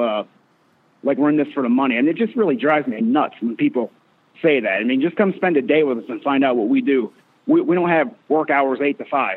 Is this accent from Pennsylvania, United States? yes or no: yes; Northampton, Pennsylvania, United States; moved away as an adult; now in Lubbock, United States; I'm from Pennsylvania. I'm a Northampton Concrete kid.